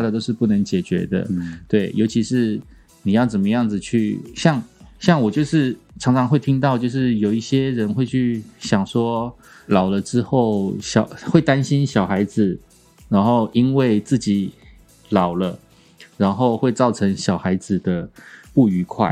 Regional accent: Kaohsiung, Taiwan; moved away; 我隔了四十年吧，哎，三十几年，再次回到高雄，我记得我小时候，在我家

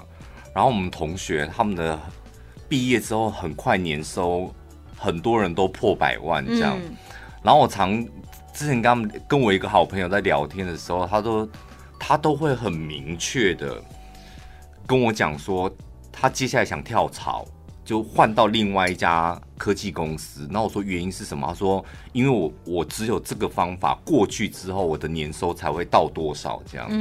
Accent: central Taiwan, Taiwan; 我们中部人真好厉害哦！

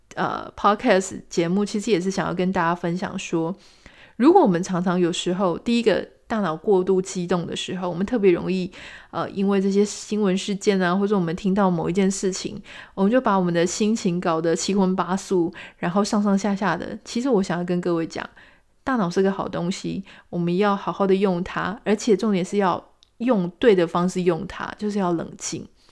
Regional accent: Pingtung County, Taiwan; now in Taipei, Taiwan; 我自己也在屏东出生长大

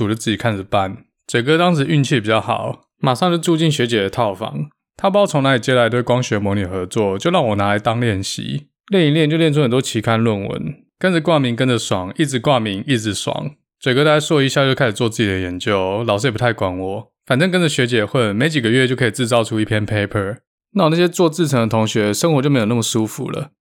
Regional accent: Taiwan; moved away as an adult; now in United States; 我来自台湾

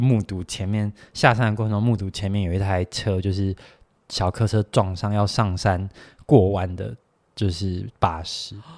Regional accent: Taiwan; 就是我觉得我们台湾人会有个习惯

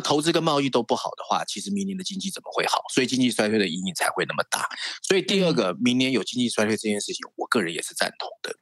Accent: Taiwan; moved away as an adult; also born or lived in mainland China; 我们台湾人

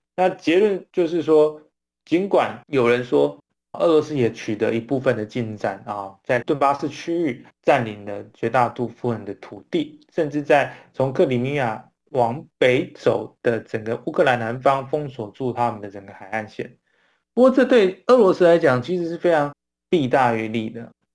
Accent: Taiwan; 我们台湾人民

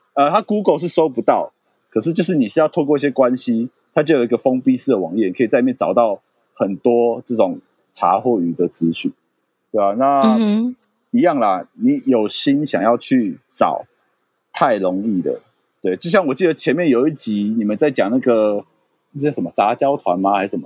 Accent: Taipei, Taiwan; 我是台北人

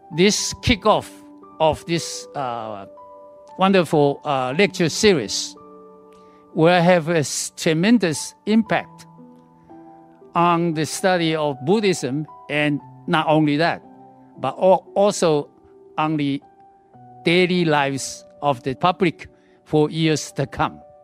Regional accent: Taiwan; moved away; I came back to Taiwan I was born in Taiwan

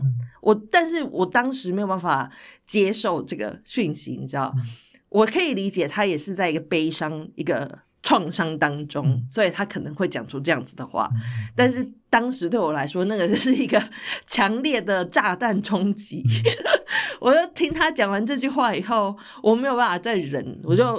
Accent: Taiwan; now in Netherlands; 因为我那时候才刚刚从台湾来到荷兰，就才才来了大概三个月还四个月

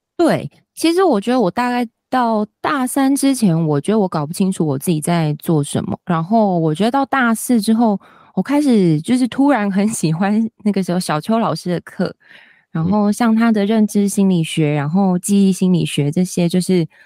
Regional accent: Kaohsiung, Taiwan; 我是高雄人，所以一开始我回高雄工作

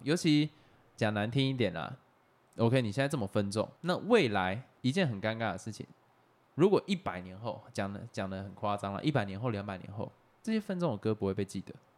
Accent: Taiwan; 因为身为台湾人，就是我们从小到大看着这样的新闻长大

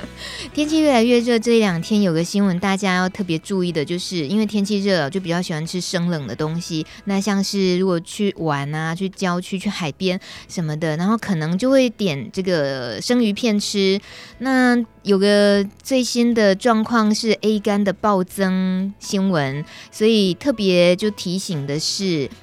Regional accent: Yilan, Yilan County, Taiwan; 我来自宜兰，很多温泉鱼的地方

